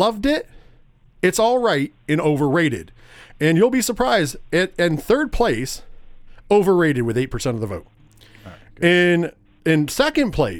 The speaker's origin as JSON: {"language": "English", "town": "Binghamton", "region": "New York", "country": "United States", "said": "we are from Binghamton, New York"}